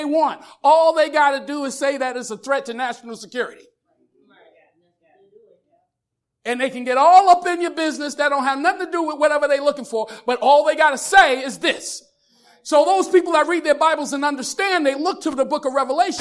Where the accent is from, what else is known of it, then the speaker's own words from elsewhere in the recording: United States; I'm an American